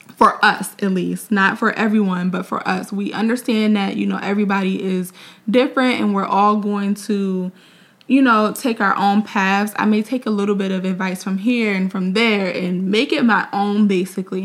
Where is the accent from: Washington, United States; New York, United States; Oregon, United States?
New York, United States; Mount Vernon; also born or lived in Orangeburg, South Carolina; we are both from New York. He's from Buffalo. I'm from Mount Vernon